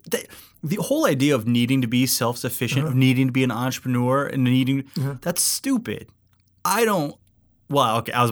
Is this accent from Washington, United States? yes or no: no; Alaska, United States; I grew up in Alaska.